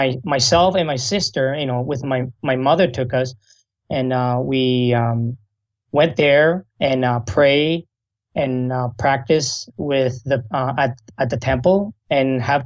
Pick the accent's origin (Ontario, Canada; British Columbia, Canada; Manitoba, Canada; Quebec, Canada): British Columbia, Canada; Vancouver; also born or lived in Taiwan; And I actually grew up in, I was born in Taiwan, but I grew up in Vancouver.